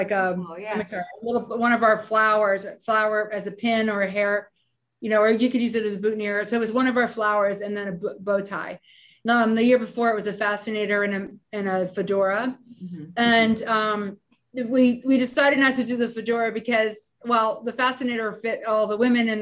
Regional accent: outside of Philadelphia, Pennsylvania, United States; moved away; also born or lived in New York; I grew up in outside of Philadelphia on a farm

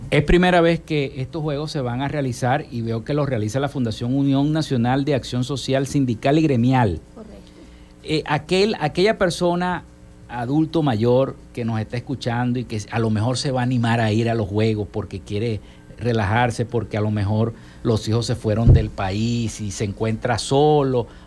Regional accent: Zulia, Venezuela; estamos viviendo los zulianos

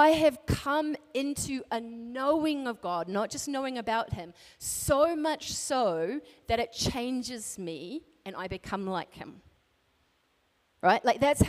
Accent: New Zealand; now in Alaska, United States; So I grew up in New Zealand, but I live in Alaska.

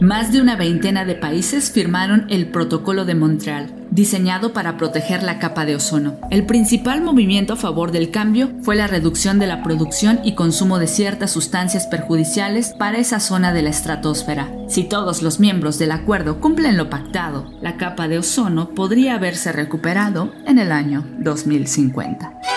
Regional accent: Mexico; la mayoría de los mexicanos

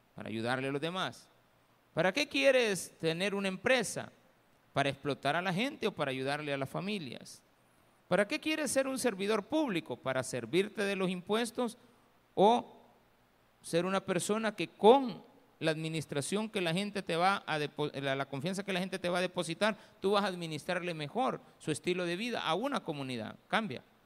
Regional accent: El Salvador; nosotros, que El Salvador

